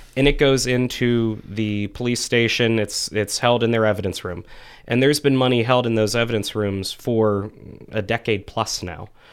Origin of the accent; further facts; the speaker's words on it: Frenchville, Pennsylvania, United States; also born or lived in Pittsburgh; I'm originally from the Frenchville area, so northeast part of Clearfield County. Went to Clearfield High School